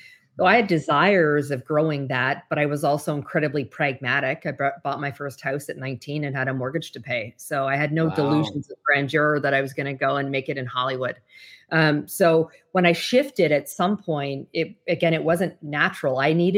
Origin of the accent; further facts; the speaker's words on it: Canada; I'm originally from Canada. So I had my Canadian securities license.